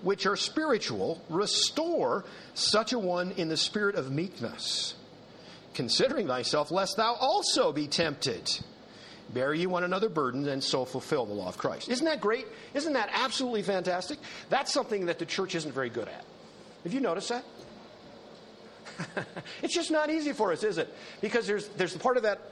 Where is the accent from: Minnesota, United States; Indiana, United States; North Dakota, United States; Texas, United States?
North Dakota, United States; in North Dakota, where I grew up